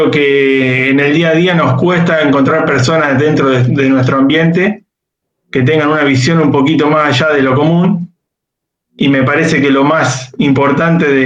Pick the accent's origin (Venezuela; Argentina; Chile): Argentina; Pergamino, Buenos Aires Province; yo soy ingeniero agrónomo de, Pergamino, acá al norte de la provincia de, Buenos Aires.